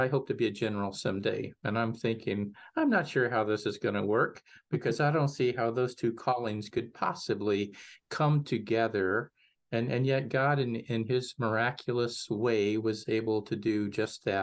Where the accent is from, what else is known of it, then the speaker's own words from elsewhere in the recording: Mineola, Texas, United States; Most of my upbringing was in Northeast Texas. St. Dunstan's, Mineola, Texas was my home parish